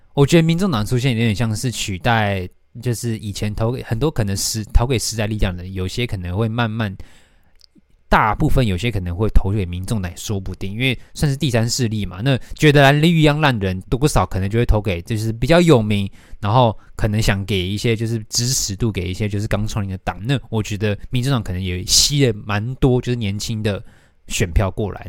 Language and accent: Chinese; Taoyuan, Taiwan; 桃园是我出生的地方